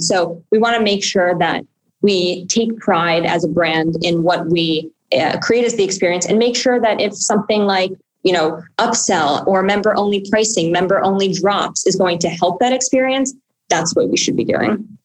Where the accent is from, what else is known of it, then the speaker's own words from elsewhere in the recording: New York City, New York, United States; I grew up on the Upper West Side of Manhattan